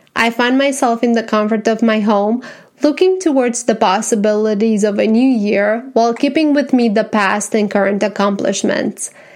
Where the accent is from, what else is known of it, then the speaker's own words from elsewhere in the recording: Romania; English is a second language; now in Tennessee, United States; I was born and raised in Romania and that now I am a happy American citizen living in Tennessee